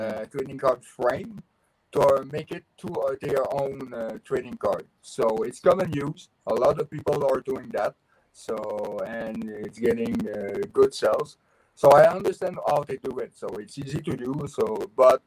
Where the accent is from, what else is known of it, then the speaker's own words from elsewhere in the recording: Quebec, Canada; I'm French Canadian.